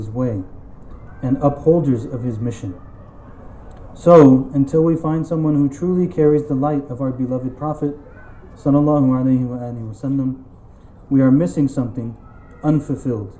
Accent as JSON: {"language": "English", "country": "United States", "tie": "born or raised there", "said": "I grew up in the American Muslim masjid."}